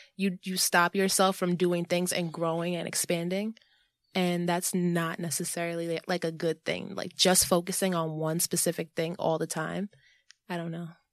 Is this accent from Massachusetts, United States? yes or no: no; New York City, New York, United States; I'm from New York City, born and raised